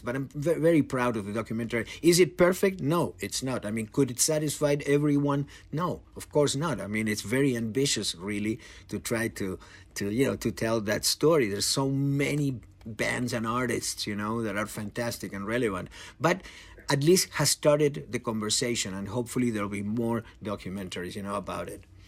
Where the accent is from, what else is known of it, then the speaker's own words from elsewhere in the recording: Argentina; I'm from Argentina